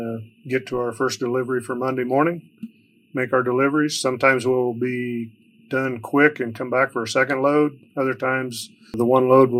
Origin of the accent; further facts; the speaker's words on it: Wyoming, United States; now in Primghar, Iowa, United States; I grew up from the great state of Wyoming